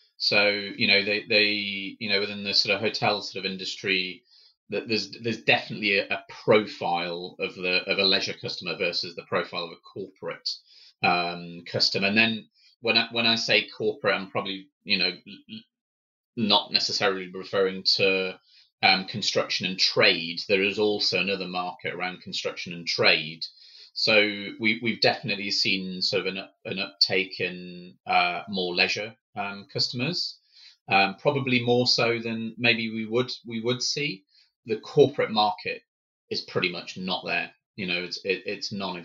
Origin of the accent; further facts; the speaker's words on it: England, United Kingdom; as Brits or as English people